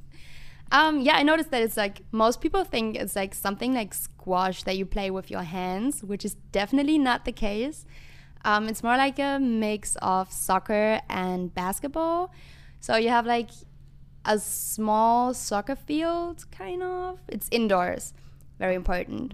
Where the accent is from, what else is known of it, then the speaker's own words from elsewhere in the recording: Germany; moved away as an adult; now in United States; I'm from Germany